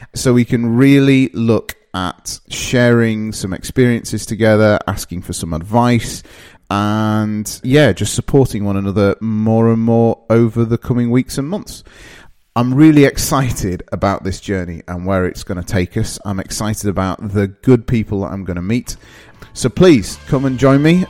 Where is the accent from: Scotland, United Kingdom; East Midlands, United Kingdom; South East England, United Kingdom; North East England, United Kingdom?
North East England, United Kingdom; Darlington; also born or lived in Midlands; now in Sheffield, United Kingdom; I'm originally from a place called Darlington, which is in the northeast of England.